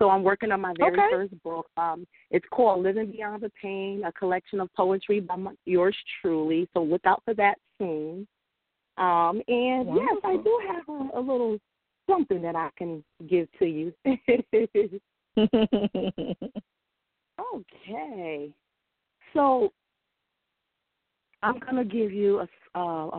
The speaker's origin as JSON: {"language": "English", "town": "New Haven", "region": "Connecticut", "country": "United States", "said": "I'm from Connecticut, New Haven, Connecticut."}